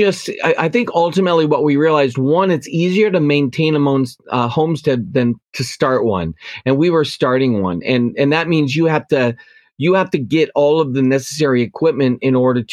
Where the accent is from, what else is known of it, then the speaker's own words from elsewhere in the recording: the Dakotas, United States; also born or lived in Steubenville, Ohio; now in New York, United States; I grew up in the Dakotas